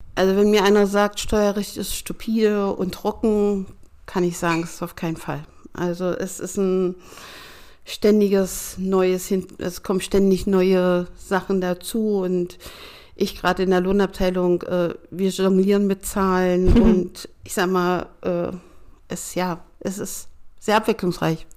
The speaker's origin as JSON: {"language": "German", "area": "Schönebeck", "region": "Saxony-Anhalt", "country": "Germany", "tie": "born or raised there", "also_born_or_lived": "Stuttgart", "moved": "as an adult", "lives_now": "Ronnenberg, Germany", "said": "im Traktorenwerk und Dieselmotorenwerk in Schönebeck in Sachsen-Anhalt gemacht"}